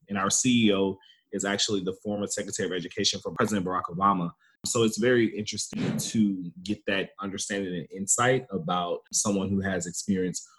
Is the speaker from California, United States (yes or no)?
no; Baton Rouge, Louisiana, United States; originally born and raised in Baton Rouge, Louisiana